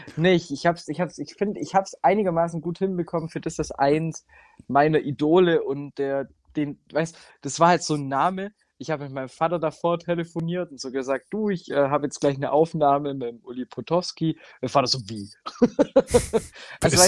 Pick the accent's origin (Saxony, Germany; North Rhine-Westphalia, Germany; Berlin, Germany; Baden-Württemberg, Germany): Baden-Württemberg, Germany; Giengen an der Brenz; das ist tatsächlich die Partnerstadt von meiner Heimatstadt.